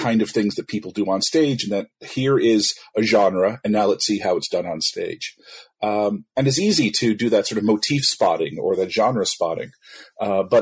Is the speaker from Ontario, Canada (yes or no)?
yes; Ottawa, Ontario, Canada; I'm Canadian. I was born in Ottawa